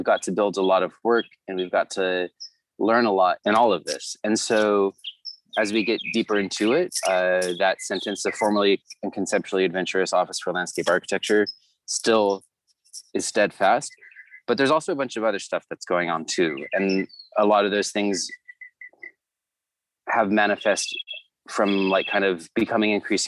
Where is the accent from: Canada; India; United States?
United States; Orange County, Southern California; also born or lived in Santa Barbara, California; now in Los Angeles, United States; I'm from Southern California, born and raised. grew up in the suburbs of Orange County